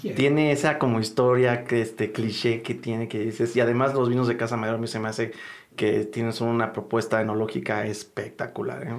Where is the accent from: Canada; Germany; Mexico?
Mexico; nosotros como mexicanos